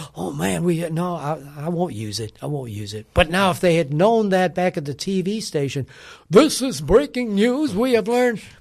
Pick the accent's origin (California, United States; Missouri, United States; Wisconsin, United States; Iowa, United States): Wisconsin, United States; now in Nashville, United States; I grew up in Wisconsin